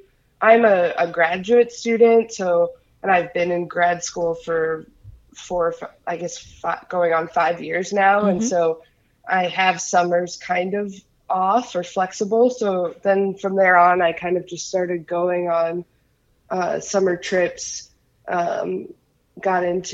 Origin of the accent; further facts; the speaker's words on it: Illinois, United States; moved away; also born or lived in Salt Lake City, Utah; I'm from the Midwest originally. I'm from Illinois.